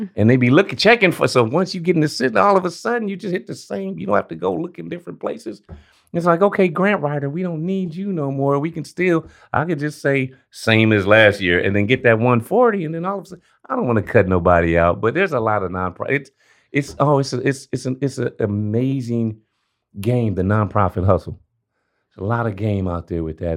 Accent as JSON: {"language": "English", "town": "Los Angeles", "region": "California", "country": "United States", "tie": "born or raised there", "said": "Born and raised in South South Central LA, Crenshaw District"}